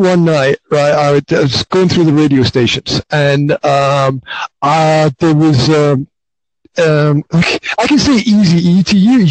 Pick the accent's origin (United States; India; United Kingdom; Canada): United Kingdom; Highlands of Scotland; I grew up in the Highlands of Scotland